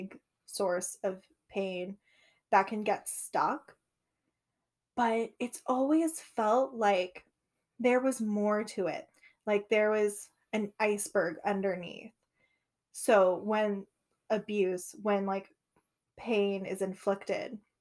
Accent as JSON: {"language": "English", "country": "United States", "first_language": "English", "said": "my experience being an American, but also the experience of my ancestors"}